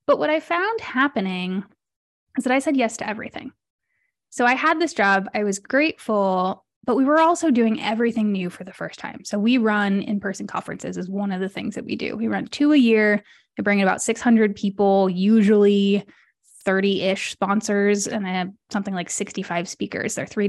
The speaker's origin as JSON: {"language": "English", "region": "Mexico City", "country": "Mexico", "tie": "born or raised there", "also_born_or_lived": "London", "said": "I'm a third culture kid. I was born in London, grew up in Mexico City."}